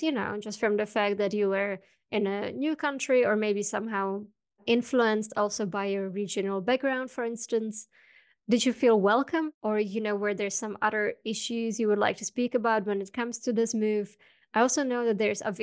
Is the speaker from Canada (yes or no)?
no; Czechia; Growing up in the Czech Republic, half an hour from the Polish border